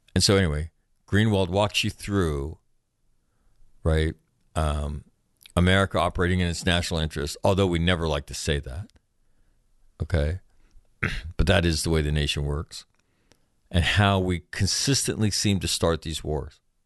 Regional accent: California, United States; I'm from California.

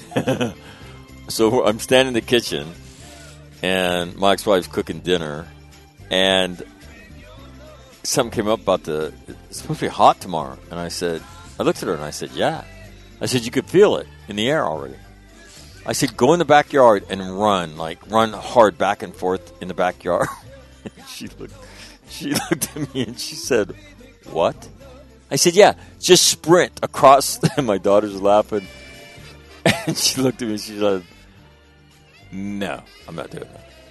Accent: Sacramento, California, United States; born or raised there; moved away; also born or lived in San Diego

